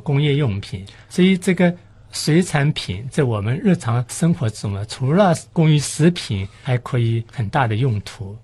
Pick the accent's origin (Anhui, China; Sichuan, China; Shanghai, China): Shanghai, China; 我们上海人就说清嘴鱼